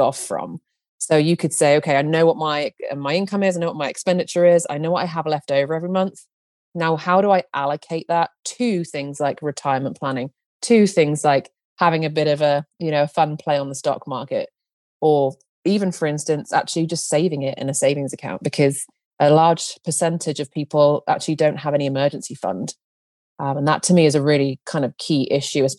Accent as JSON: {"language": "English", "country": "United Kingdom", "moved": "yes", "lives_now": "Nebraska, United States", "said": "I am a Brit living in the USA right now."}